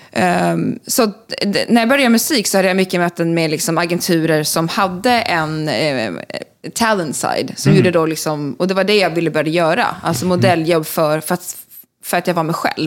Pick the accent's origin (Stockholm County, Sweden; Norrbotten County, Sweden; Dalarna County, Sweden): Stockholm County, Sweden; Stockholm; moved away as an adult; also born or lived in Skåne; now in Los Angeles, United States; jag är född i Stockholm, eh, bodde där tills jag var femton, eh, på Gärdet i Östermalm